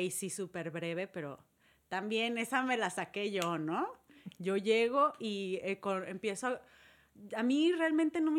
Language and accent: Spanish; Murcia, Region of Murcia, Spain; yo soy de Murcia, soy murciana.